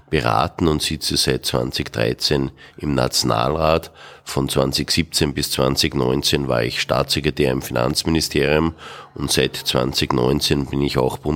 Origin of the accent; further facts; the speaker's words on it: St. Johann im Pongau, Salzburg, Austria; born there; also born or lived in Bischofshofen; now in Vienna, Austria; Geboren bin ich in St. Johann im Bongau. Früher war ich in Bischofshofen wohnhaft